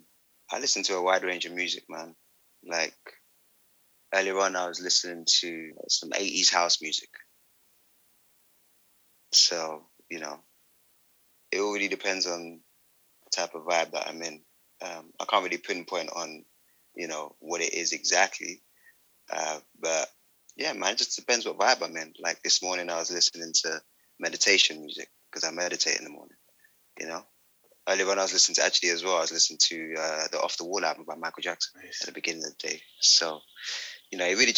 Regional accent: London, United Kingdom; moved away; I'm originally from London.

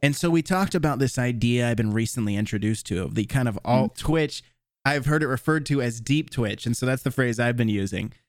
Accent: Tallahassee, Florida, United States; moved away; my hometown of Tallahassee

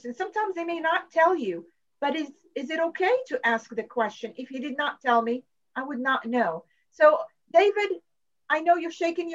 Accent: Morocco; now in United States; I am from Morocco.

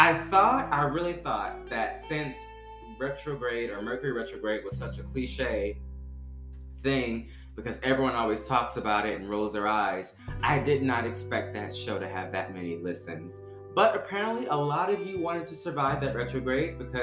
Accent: Baton Rouge, Louisiana, United States; moved away; I'm from Louisiana originally. Shout out to Baton Rouge. That's where I'm from

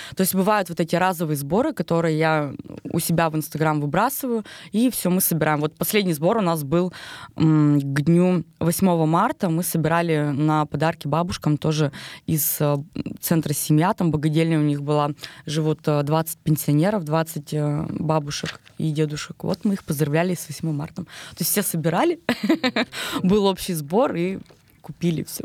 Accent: Pervouralsk, Sverdlovsk Oblast, Russia; also born or lived in Vladimir; Маленький город, Первоуральск, это уже мой родной город, то есть э, здесь я выросла.

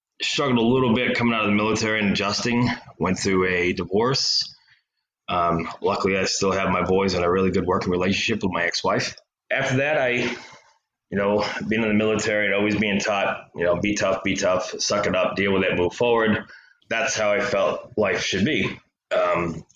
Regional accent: Maine, United States; I grew up in Maine

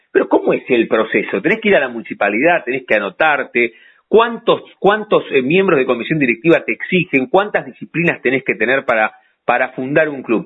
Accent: La Plata, Buenos Aires Province, Argentina; haber nacido en la ciudad de La Plata, que somos súper platenses nosotros

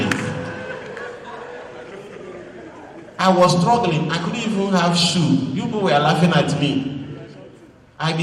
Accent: Abia, Nigeria; I am from Abia. Two of us are Igbo.

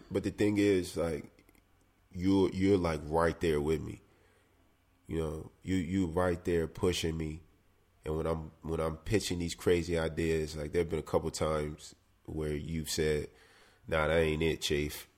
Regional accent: South Carolina, United States; I come from South Carolina

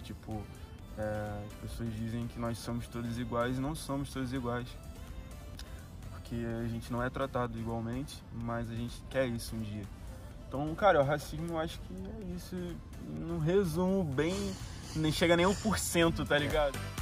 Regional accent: Rio de Janeiro, Brazil; moved away as an adult; now in Portugal; eu saí do Rio de Janeiro, zona norte do Rio de Janeiro

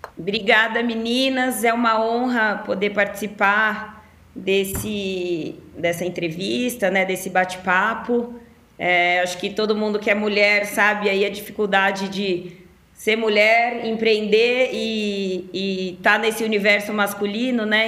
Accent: Ribeirão Preto, São Paulo, Brazil; moved away as an adult; me mudei para São Paulo, que eu sou de Ribeirão Preto

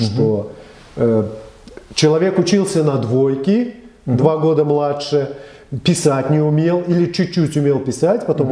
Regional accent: Belarus; я родился в Советском Союзе

